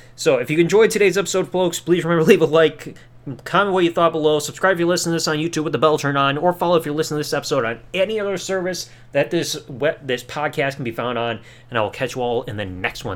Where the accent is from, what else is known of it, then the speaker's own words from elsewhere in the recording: United States; I'm an American.